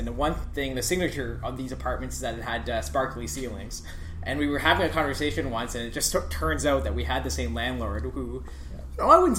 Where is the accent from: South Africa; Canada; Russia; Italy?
Canada; Elliot Lake, Ontario; now in Ottawa, Canada; I was from Elliott Lake